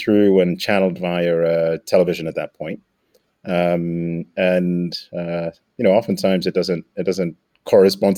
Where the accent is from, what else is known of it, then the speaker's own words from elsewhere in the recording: Nairobi, Kenya; moved away as an adult; I grew up in Nairobi, Kenya. Spent all of my primary high schooling in Nairobi